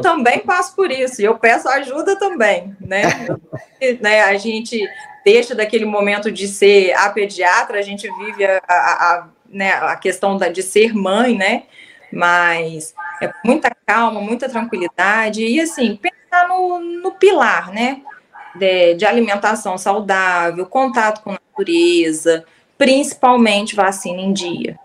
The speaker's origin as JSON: {"language": "Portuguese", "region": "Southeast Brazil", "country": "Brazil", "said": "eu sou do Sudeste"}